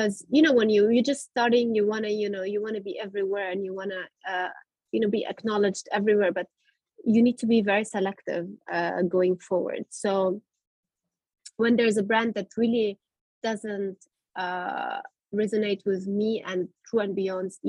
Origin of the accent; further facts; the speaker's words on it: Germany; I grew up in Germany